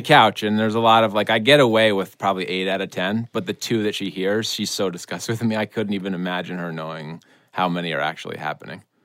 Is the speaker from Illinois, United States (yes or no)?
no; Vermont, United States; I'm from Vermont.